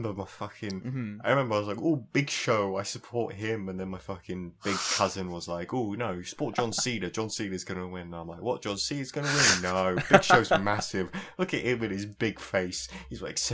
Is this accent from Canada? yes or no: no; South East England, United Kingdom; I come from the southeast. So that's why my accent is actually bearable